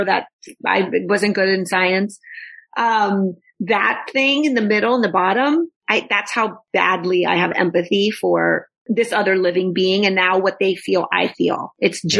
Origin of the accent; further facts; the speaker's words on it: Texas, United States; I'm from Texas.